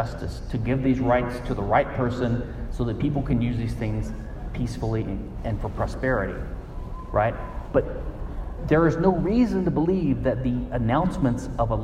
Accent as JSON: {"language": "English", "region": "Louisiana", "country": "United States", "tie": "born or raised there", "said": "my home state, Louisiana"}